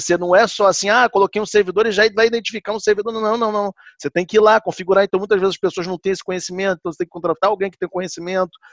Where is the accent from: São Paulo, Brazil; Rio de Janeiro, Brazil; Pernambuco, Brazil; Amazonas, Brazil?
Rio de Janeiro, Brazil; now in Vancouver, Canada; eu sou do Rio de Janeiro